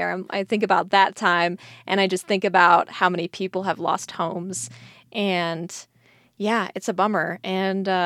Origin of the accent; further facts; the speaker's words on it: Colorado Springs, Colorado, United States; growing up in Colorado Springs